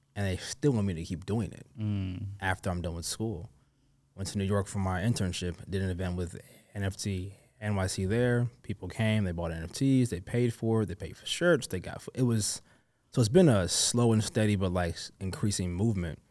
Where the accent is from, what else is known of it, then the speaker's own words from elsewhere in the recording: London, United Kingdom; I was born in London, mm. but my mm. family is from Nigeria.